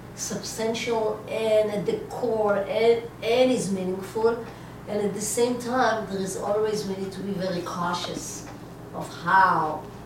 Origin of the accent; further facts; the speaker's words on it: Israel; I was born in Eretz Israel and grew up in Eretz Israel, and it always brings me back.